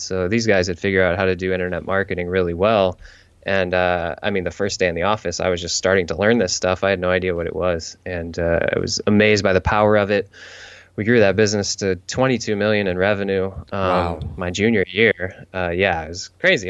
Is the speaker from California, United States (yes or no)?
no; St. Louis, Missouri, United States; moved away as an adult; now in San Diego, United States; I grew up in St. Louis